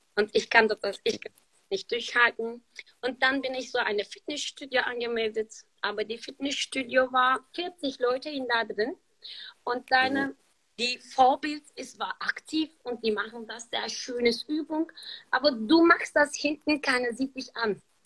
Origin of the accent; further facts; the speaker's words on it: Turkey; German is a second language; moved away as an adult; now in Germany; Ich bin seit 13 Jahren in Deutschland und ich bin hier in der Türkei geboren